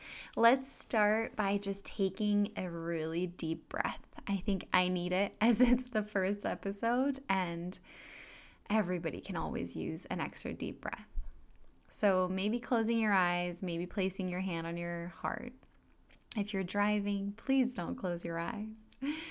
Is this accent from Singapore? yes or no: yes; Singapore; born there; also born or lived in Thailand; I am French. I was born in Singapore and I sound quite American, and I've never actually lived in France.